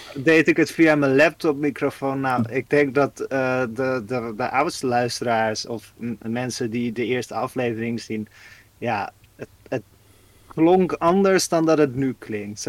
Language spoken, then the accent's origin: Dutch; Netherlands; als Nederlander